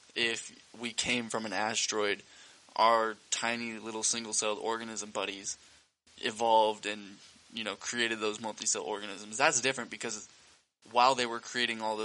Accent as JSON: {"language": "English", "country": "United States", "said": "I'm American."}